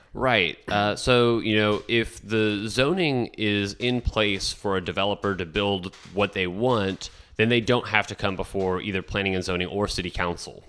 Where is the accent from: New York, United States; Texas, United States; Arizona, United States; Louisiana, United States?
Texas, United States; San Benito; moved away as an adult; also born or lived in Kansas City, Missouri / San Miguel de Allende, Mexico / South Padre Island, Texas / Laguna Vista, Texas; now in San Marcos, United States; my family found our lifelong home in San Benito, Texas